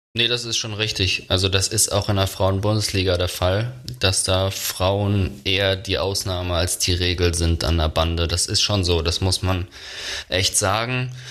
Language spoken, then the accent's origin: German; Germany; als Deutscher